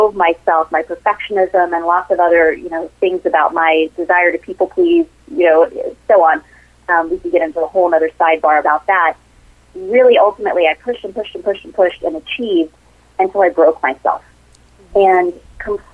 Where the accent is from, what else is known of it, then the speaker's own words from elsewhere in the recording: southeastern Missouri, United States; I grew up in a small town in southeastern Missouri with, you know, very humble beginnings.